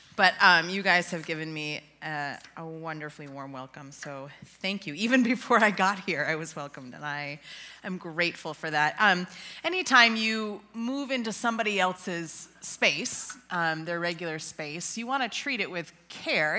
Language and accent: English; Western New York, United States; moved away as an adult; also born or lived in Ontario, Canada; now in Illinois, United States; I hail from uh, Western New York